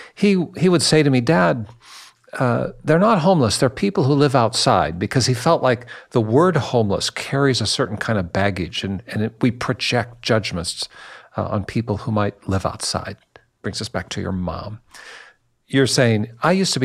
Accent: Seattle, Washington, United States; I'm a Seattle guy

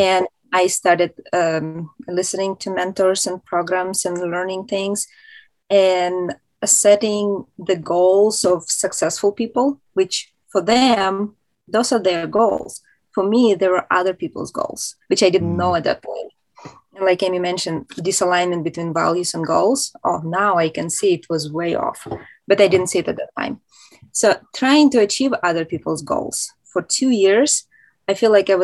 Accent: Moscow, Russia; now in United States; I'm originally from Moscow, Russia, which is a huge city.

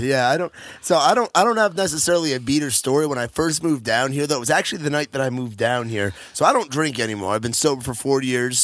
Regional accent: New York, United States; now in Nashville, United States; So that's New York. I, I grew up, like, thirty, forty minutes outside the city

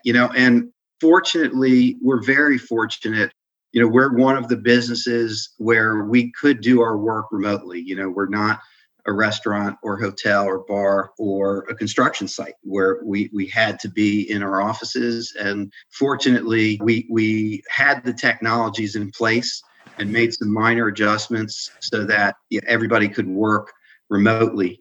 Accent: Adelphi, Maryland, United States; also born or lived in Washington, D.C.; we moved out to the suburbs in uh, Adelphi, Maryland, where I was raised

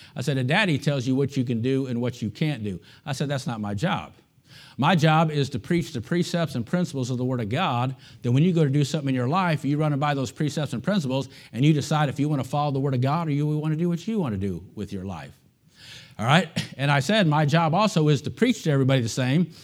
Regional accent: United States; as an American

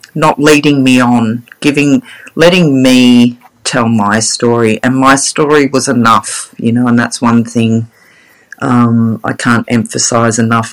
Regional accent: Sydney, New South Wales, Australia; now in Brisbane, Australia; I grew up in Sydney. I was born in Sydney, eastern suburbs girl

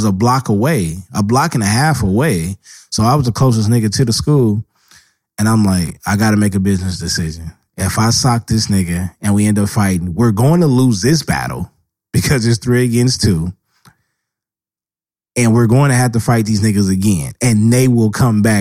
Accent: Los Angeles, California, United States; I stayed on the East Side and built my history from there

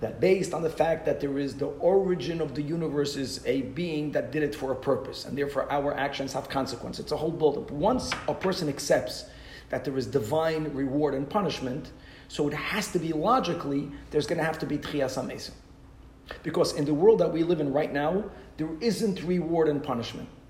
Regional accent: Brazil; I'm from Brazil

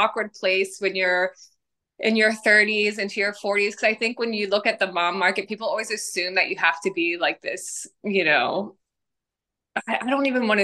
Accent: Virginia, United States; moved away as an adult; also born or lived in Los Angeles, California, United States; now in Nashville, United States; I grew up in Virginia

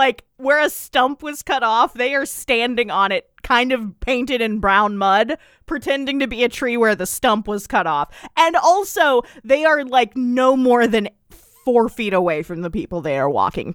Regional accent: East Texas, United States; Growing up in East Texas, where I lived like next to a state park

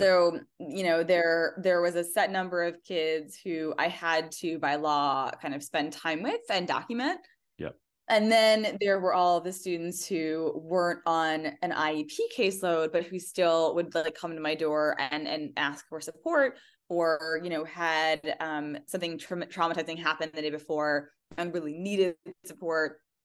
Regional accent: Indiana, United States; I grew up in Indiana

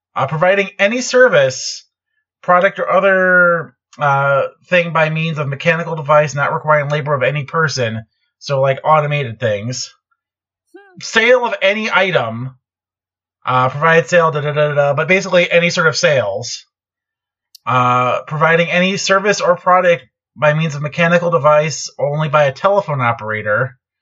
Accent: Chicago, Illinois, United States; grew up in the Chicago area

